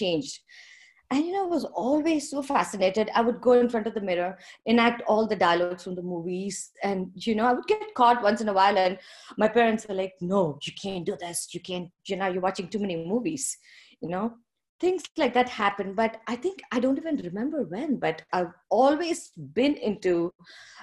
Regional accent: India; moved away as an adult; also born or lived in Fort Dodge, Iowa, United States / Netherlands; now in Kalamazoo, United States; I'm from India and I grew up in India up until I got married.

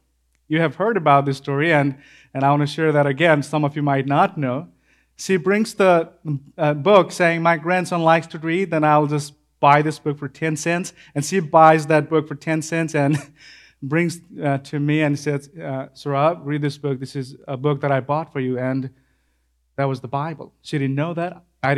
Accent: Nepal; I grew up in Assam, that's the far western part of Nepal, the furthest part, undeveloped part in Nepal. That's Assam, that's my place.

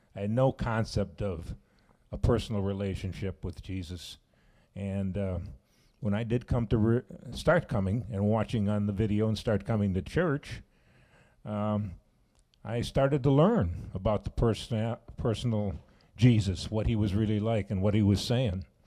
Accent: Chicago, Illinois, United States; now in Sauk Prairie, United States; I'm from Chicago area

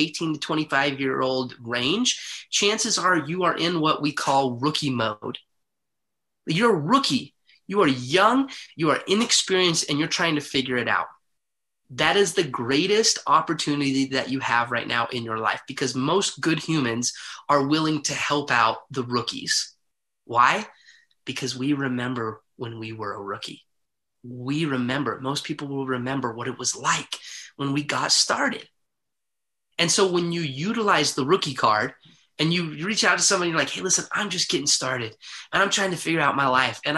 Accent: Heber City, Utah, United States; I grew up in Heber City, Utah

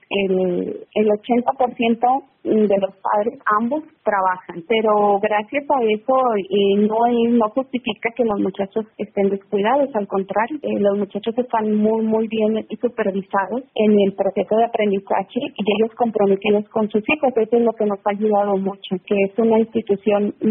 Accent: Monclova, Coahuila, Mexico; Yo soy originaria de Monclova, Monclova, Coahuila, mm. está ah. pegadito a la ciudad de Frontera.

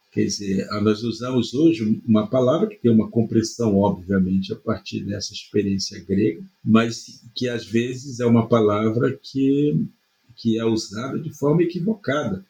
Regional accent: Brazil; nós indígenas somos indígenas, somos brasileiros plenos

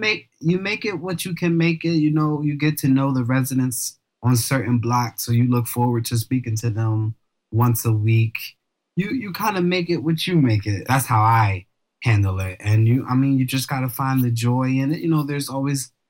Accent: Philadelphia, Pennsylvania, United States; I am from North Philadelphia

